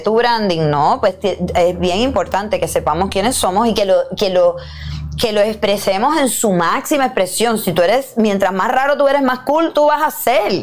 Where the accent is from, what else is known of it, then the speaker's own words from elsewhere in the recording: Puerto Rico; soy una mujer boricua, con curvas, que hablo malo